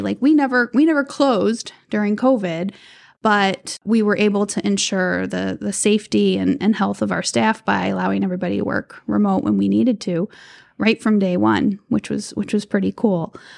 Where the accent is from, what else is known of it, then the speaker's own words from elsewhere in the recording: Cleveland, Ohio, United States; growing up in Cleveland, in the city limits of Cleveland